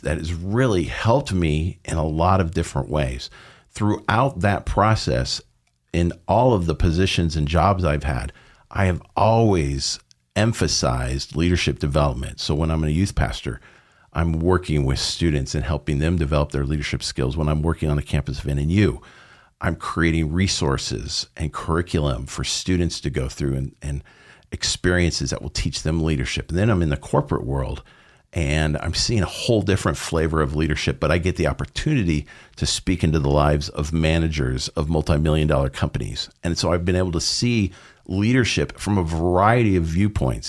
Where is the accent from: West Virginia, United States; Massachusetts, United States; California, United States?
California, United States; Southern; moved away; I uh, grew up in Southern California